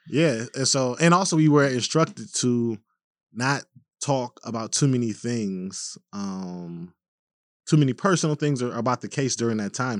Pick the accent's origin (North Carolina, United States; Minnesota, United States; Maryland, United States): Minnesota, United States; Minneapolis; as a black man growing up in Minneapolis